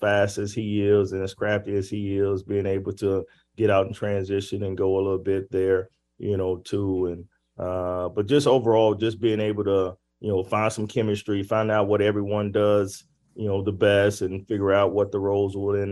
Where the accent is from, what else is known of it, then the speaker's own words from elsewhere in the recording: Arkansas, United States; I'm from Arkansas